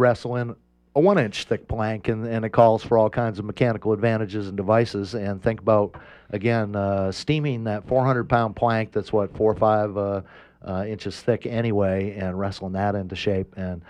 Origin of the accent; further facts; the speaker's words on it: Maine, United States; I'm from Maine.